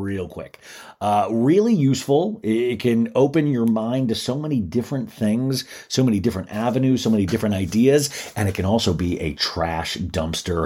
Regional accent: Kansas, United States; I remember growing up in Kansas

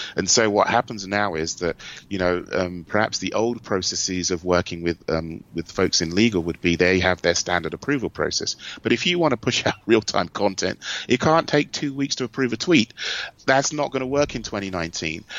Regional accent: United Kingdom; moved away as an adult; also born or lived in Germany; now in United States; being a Brit, I kind of grew up as a marketer with Aldi and Lidl

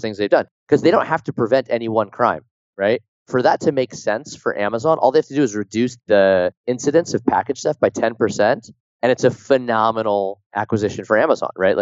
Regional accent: Pleasanton, California, United States; my hometown in Pleasanton

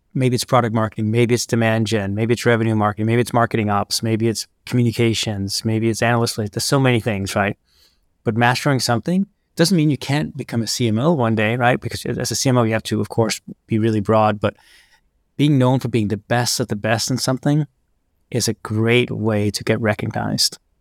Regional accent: Copenhagen, Capital Region of Denmark, Denmark; growing up in Copenhagen

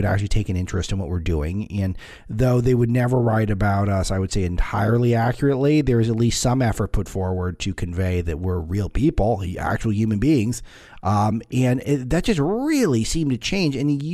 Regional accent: Los Angeles, California, United States; my hometown paper, the Los Angeles Times

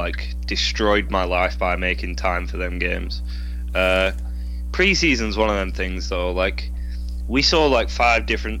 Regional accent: England, United Kingdom; I'm English

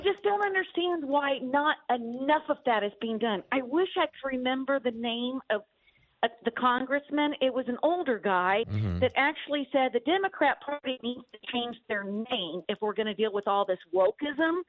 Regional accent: Dallas, Texas, United States; moved away as an adult; now in France; I'm actually Texan. I was wow. born and raised in Dallas, Texas, lived there until I turned 40, and then I moved to France

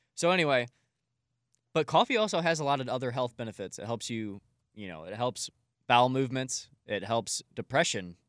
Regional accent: Collinsville, Illinois, United States; across the street in my hometown on Main Street in Collinsville, Illinois

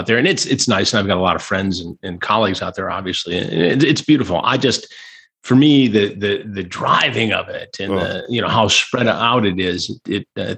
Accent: Michigan, United States; also born or lived in Chicago, Illinois / New York; So I grew up in Michigan pretty much thereafter.

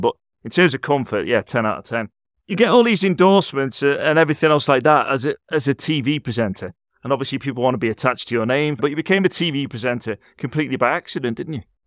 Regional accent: Liverpool, North West England, United Kingdom; I'm from Liverpool myself

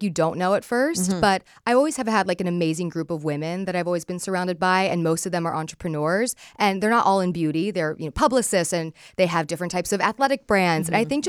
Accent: Palos Verdes, California, United States; So I grew up in California in a place called Palos Verdes. It's like this ocean community that's really rooted in ocean culture.

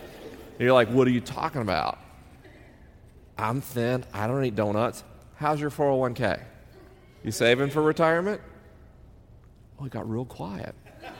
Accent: Southern United States, United States; accent: Southern; I spent 10 years as a kid trying to erase my Southern accent because I wanted people to believe I was intelligent. Because to me, the South represented ignorance and racism.

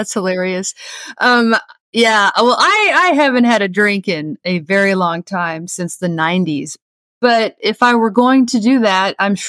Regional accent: Oklahoma, United States; Growing up in Oklahoma

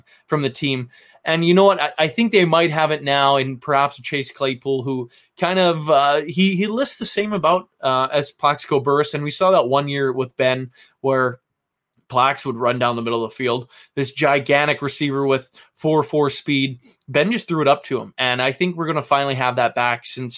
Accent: Vancouver, British Columbia, Canada; I am from Vancouver, Canada.

